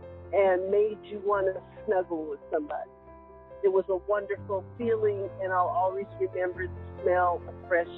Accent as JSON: {"language": "English", "town": "Nogales", "region": "Arizona", "country": "United States", "tie": "born or raised there", "said": "I grew up in Nogales"}